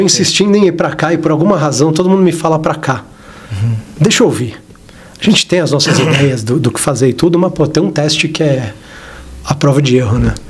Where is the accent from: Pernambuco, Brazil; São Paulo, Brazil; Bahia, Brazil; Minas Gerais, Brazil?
São Paulo, Brazil; eu sou daqui de São Paulo, eu cresci aqui em São Paulo